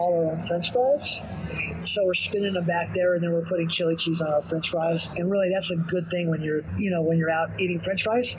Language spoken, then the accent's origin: English; California, United States; moved away as an adult; now in Albuquerque, United States; I was raised around In-N-Out in California.